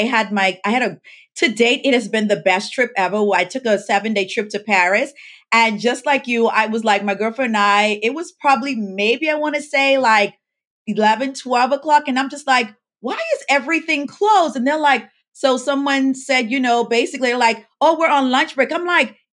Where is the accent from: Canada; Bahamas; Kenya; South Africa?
Bahamas; now in Florida, United States; I was born and raised in the Bahamas